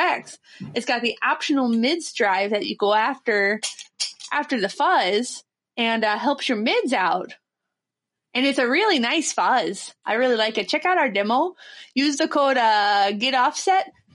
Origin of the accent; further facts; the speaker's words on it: Ohio, United States; now in Nashville, United States; I'm from Ohio. I live in Nashville.